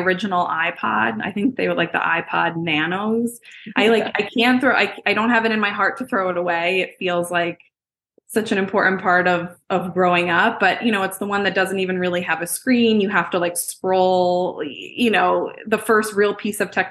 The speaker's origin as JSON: {"language": "English", "area": "Jersey Shore", "region": "New Jersey", "country": "United States", "tie": "born or raised there", "said": "growing up on the Jersey Shore"}